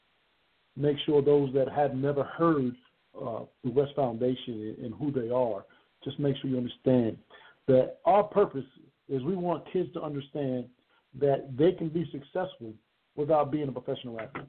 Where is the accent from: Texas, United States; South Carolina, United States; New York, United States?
South Carolina, United States; Conway; Down in Conway, South Carolina, which is my hometown